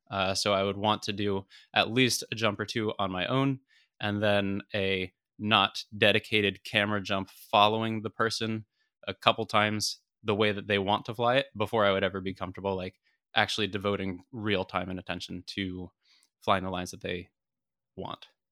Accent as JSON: {"language": "English", "country": "United States", "said": "as an American"}